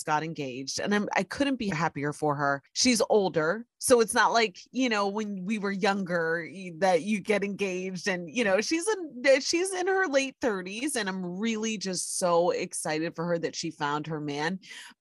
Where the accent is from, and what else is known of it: Ohio, United States; born or raised there; now in New York City, United States